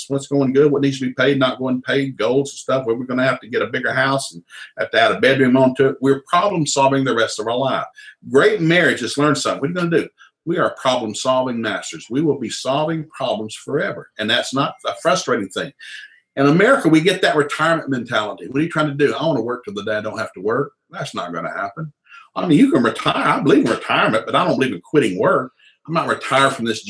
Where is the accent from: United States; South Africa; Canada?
United States; Tennessee; moved away; also born or lived in Jewett City, Connecticut / Sikeston, Missouri; I came from Tennessee